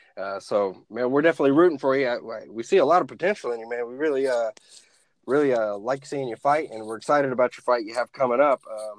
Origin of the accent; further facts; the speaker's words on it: Oklahoma, United States; now in Fairfax, United States; I'm originally from Oklahoma. Midwesterners